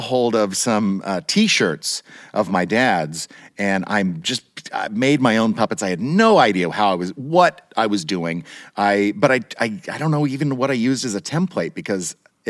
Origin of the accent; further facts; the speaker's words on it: Turner, Kansas, United States; I grew up in a little suburb of Kansas City, Kansas, on the Kansas side, not the Missouri side.